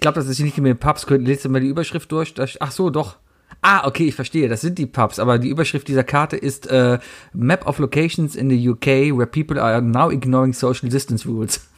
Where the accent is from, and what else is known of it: Cologne, North Rhine-Westphalia, Germany